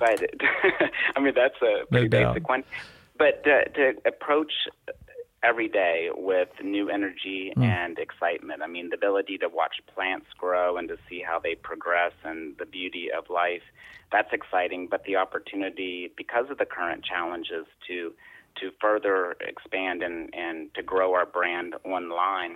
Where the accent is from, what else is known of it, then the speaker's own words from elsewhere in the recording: West Virginia, United States; I grew up in West Virginia. I was born here.